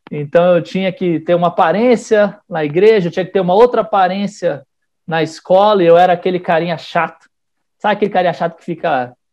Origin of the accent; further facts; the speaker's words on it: São Paulo, Brazil; born there; also born or lived in Salvador; now in Brasília, Brazil; eu nasci em São Paulo, fui morei um, sete anos em Salvador e agora eu moro aqui em Brasília.